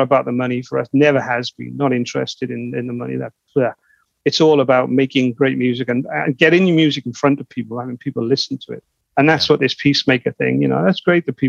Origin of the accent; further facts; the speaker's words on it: United Kingdom; We're from the UK. We're from Europe.